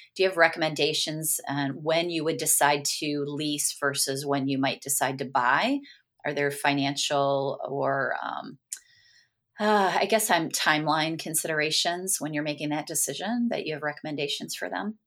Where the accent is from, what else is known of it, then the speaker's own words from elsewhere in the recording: Michigan, United States; I'm from Michigan